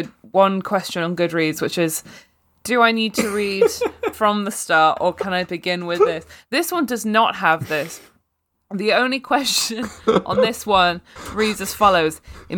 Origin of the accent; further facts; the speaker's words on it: Australia; Maybe this is because I'm Australian.